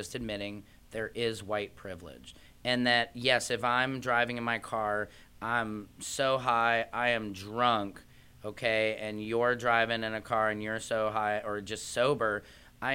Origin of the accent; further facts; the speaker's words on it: St. Louis, Missouri, United States; I'm from St. Louis